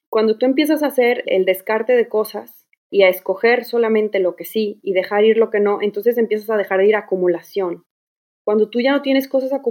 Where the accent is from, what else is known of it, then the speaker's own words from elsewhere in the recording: Guadalajara, Jalisco, Mexico; moved away as an adult; now in Houston, United States; de Guadalajara, pero bueno, llevo un año y medio aquí viviendo con mi familia.